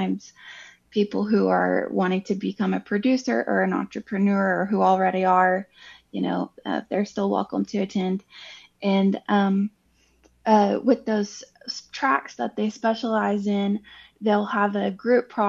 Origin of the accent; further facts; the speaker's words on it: Oklahoma, United States; now in Fayetteville, United States; I'm from Oklahoma in the Cherokee Nation